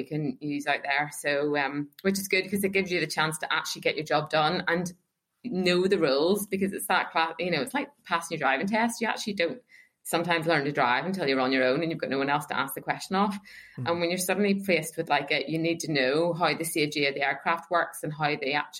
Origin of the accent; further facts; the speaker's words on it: Northern Ireland, United Kingdom; moved away; I'm from Northern Ireland